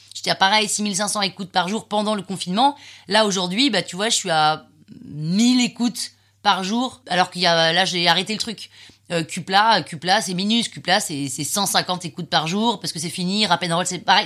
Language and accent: French; Saint-Cloud, Île-de-France, France; also born or lived in London / Nantes; now in Paris, France; Je suis née à Londres, j'ai vécu 8 ans à Londres. Et puis ensuite, on est arrivé à Saint-Cloud, euh, pendant, à Paris pendant six mois, et puis après on est arrivé à Saint-Cloud